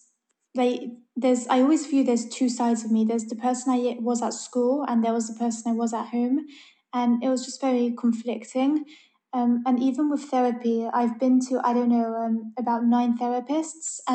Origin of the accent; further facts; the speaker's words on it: London, United Kingdom; I'm from London. I've lived here my whole life